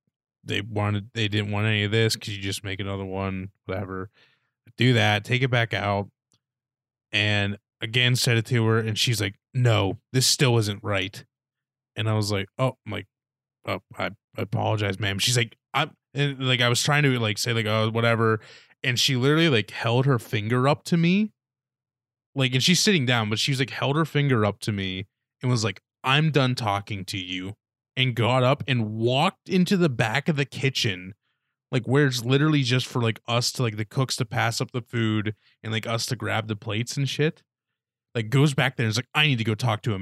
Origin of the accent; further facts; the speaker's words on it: Punxsutawney, Pennsylvania, United States; I love my hometown